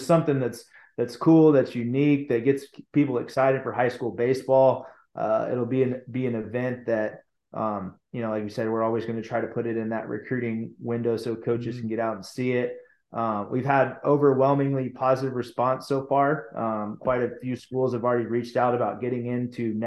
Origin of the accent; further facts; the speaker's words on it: Rockwall, Texas, United States; I grew up playing in the Rockwall field